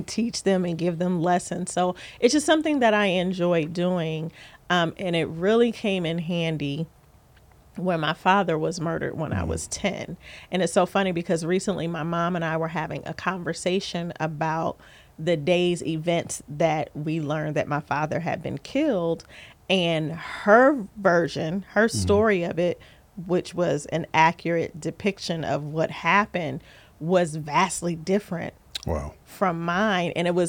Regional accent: Columbus, Ohio, United States; also born or lived in California; And I say back to because although I was born in Ohio, I was raised between Ohio and California, literally back and forth.

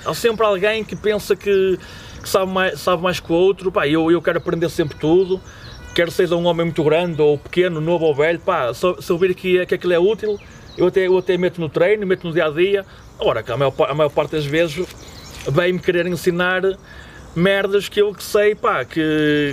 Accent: Portugal; somos portugueses

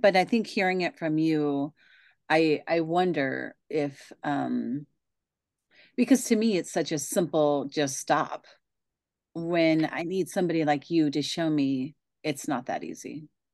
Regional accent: Pacific Northwest, United States; I am from the Pacific Northwest

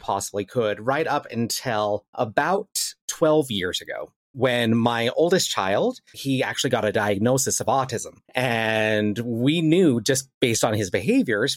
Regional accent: Salt Lake City, Utah, United States; I am actually from Salt Lake City, Utah

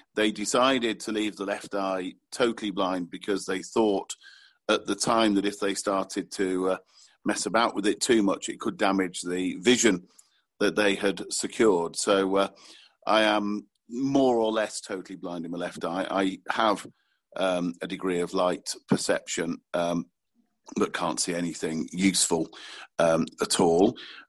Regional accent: Manchester, North West England, United Kingdom; I should point out, I am from Manchester

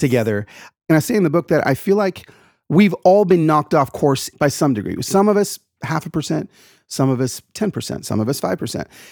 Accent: Atlanta, Georgia, United States; also born or lived in East Los Angeles, California; I grew up in the South, in Atlanta, Georgia. I was born in East L

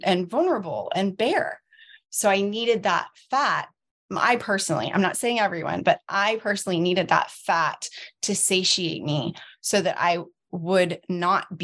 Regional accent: Southeast Missouri, United States; I'm from Southeast Missouri. And that's how all of us look.

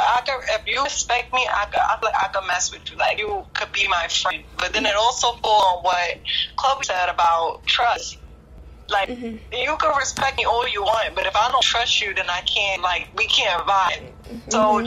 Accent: New York, United States; now in Jersey City, United States; I'm 25. Mm-hmm. Born and raised in New York, but I live in Jersey City now.

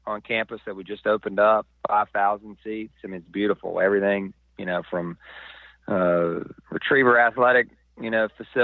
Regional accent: the South, United States; moved away; I'm from the South as well

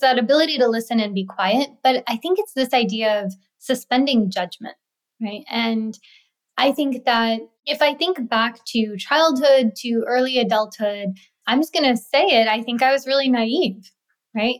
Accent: New York City, New York, United States; also born or lived in India; living in India and then growing up in New York City

